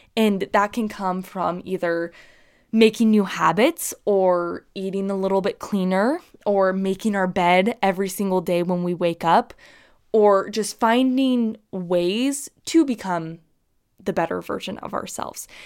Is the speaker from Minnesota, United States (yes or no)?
no; Utah, United States; growing up in Utah